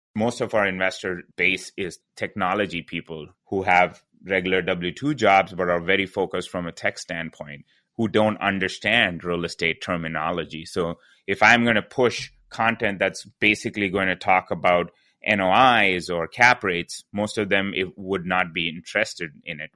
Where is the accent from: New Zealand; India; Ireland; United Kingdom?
India; moved away; I'm originally from India